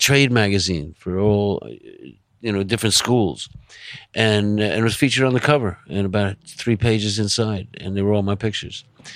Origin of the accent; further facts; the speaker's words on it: Long Island, New York, United States; also born or lived in Manhattan, New York; I was born in Manhattan. I grew up on Long Island. I came back to Manhattan when I was 18, and I've been here ever since